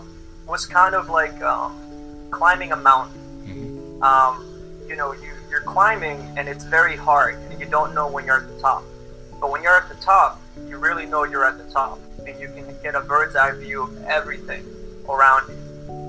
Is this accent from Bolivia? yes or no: yes; Bolivia; also born or lived in Boston, United States; now in United States; I was born in Boston, but I grew up in Bolivia and then raised in America again. So I never really fully belonged in Bolivia.